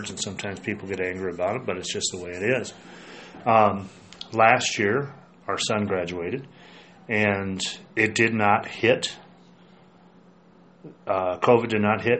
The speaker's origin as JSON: {"language": "English", "country": "United States", "said": "I love being an American. I love this country."}